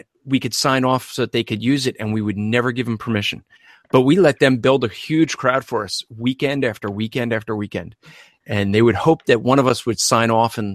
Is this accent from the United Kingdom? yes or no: no; New Jersey, United States; accent: Northeastern; I'm from New Jersey